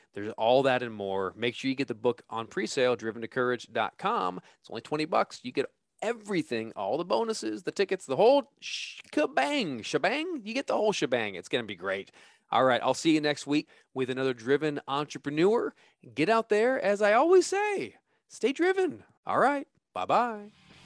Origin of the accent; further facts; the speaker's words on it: California, United States; moved away; I'm from California, so I'm coming back home